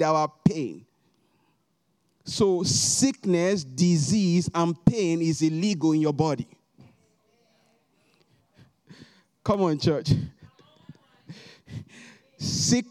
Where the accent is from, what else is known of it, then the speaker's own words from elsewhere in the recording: Nigeria; moved away as an adult; now in United States; if I want to talk about my home country, Nigeria